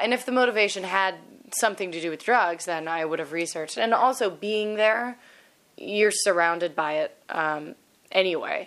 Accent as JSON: {"language": "English", "region": "Kentucky", "country": "United States", "accent": "southern", "said": "I'm from Kentucky, so I have a southern accent"}